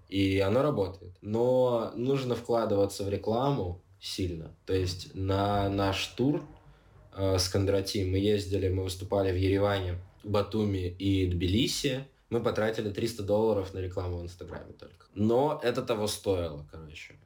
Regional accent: Siberia, Russia; moved away as an adult; also born or lived in Armenia; now in Georgia; я типа из Сибири

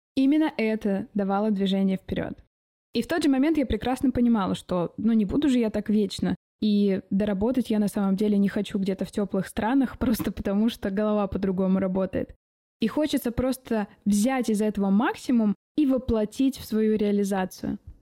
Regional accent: Omsk, Omsk Oblast, Russia; moved away as an adult; now in Czech Republic; Я родилась и выросла в Омске

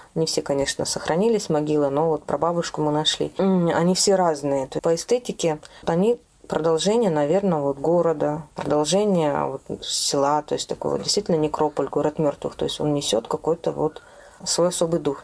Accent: native village near Novosibirsk, Novosibirsk Oblast, Russia; я родилась в моей родной деревне под Новосибирском

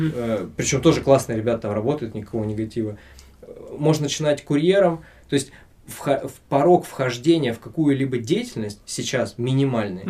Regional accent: Siberia, Russia; moved away as an adult; also born or lived in Tomsk / Anzhero-Sudzhensk; now in Saint Petersburg, Russia; я из Сибири

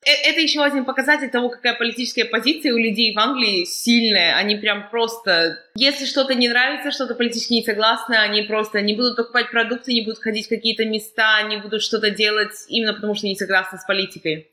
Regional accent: Kazakhstan; now in United Kingdom; я из Казахстана

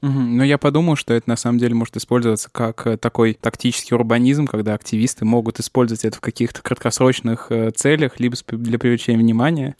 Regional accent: Chapayevsk, Samara Oblast, Russia; now in Moscow, Russia; В моем родном городе Чапаевске

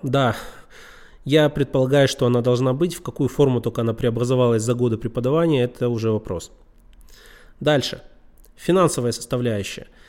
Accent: Yekaterinburg, Sverdlovsk Oblast, Russia; Я сам из Екатеринбурга

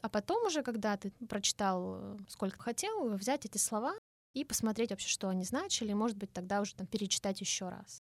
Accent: Russia; Я из России

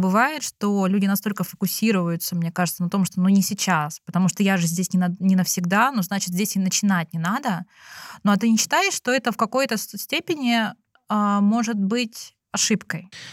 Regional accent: Russia; moved away as an adult; now in China; физически я выросла в России

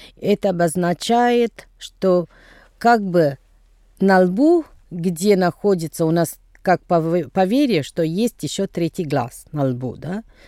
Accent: Tamil Nadu, India; Russian is a second language; moved away; где я происхожу из Тамильнаду

